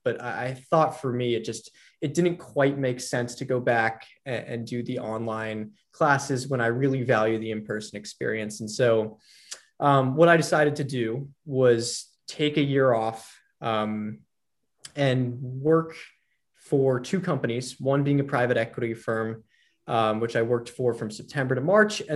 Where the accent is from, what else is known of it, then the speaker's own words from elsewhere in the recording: Los Angeles, California, United States; also born or lived in New York City, New York, United States / Hawaii, United States; I grew up in New York City until about age 10. And then at age 10, my family was uprooted and we moved to Los Angeles